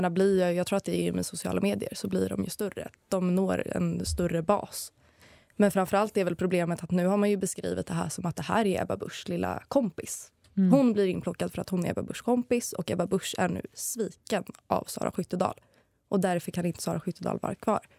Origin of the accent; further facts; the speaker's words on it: Stockholm, Stockholm County, Sweden; moved away as an adult; now in Uppsala, Sweden; Jag är hemma i Stockholm mm. hos mamsen.